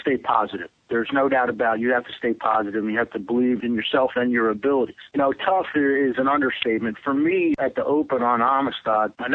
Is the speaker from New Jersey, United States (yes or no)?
yes; New Jersey, United States; moved away as an adult; now in Texas, United States; I'm from the Northeast. I'm actually from New Jersey, was an active angler with the New Jersey Federation up there